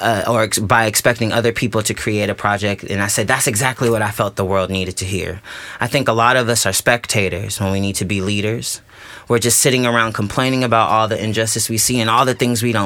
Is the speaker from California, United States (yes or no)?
yes; Riverside, California, United States; I'm from Riverside, California, which is a city outside of Los Angeles